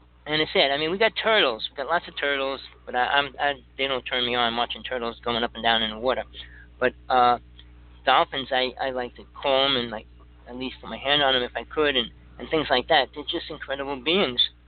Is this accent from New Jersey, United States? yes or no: yes; New Jersey, United States; I grew up in Jersey